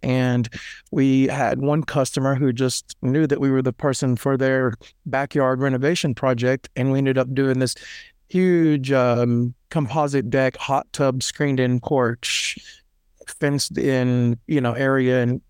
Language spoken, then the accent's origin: English; Nashville, Tennessee, United States; I lived in Nashville or around this area my entire life. I was born in Nashville Memorial Hospital, and I've basically grew up in this area.